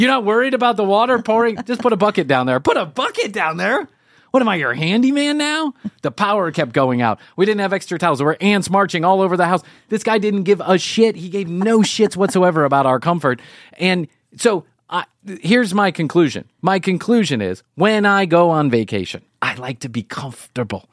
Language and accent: English; United States; being the spoiled you know brat from the united states of america